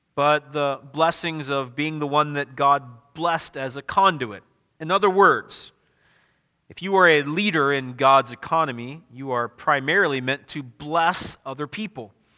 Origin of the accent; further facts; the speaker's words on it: Midwest, United States; also born or lived in the South (US); I'm a Midwesterner.